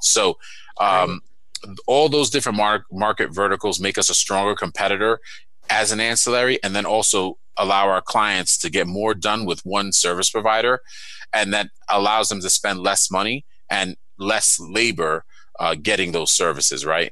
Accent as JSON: {"language": "English", "town": "New York City", "region": "New York", "country": "United States", "moved": "yes", "said": "I'm from Brooklyn and Queens in New York City"}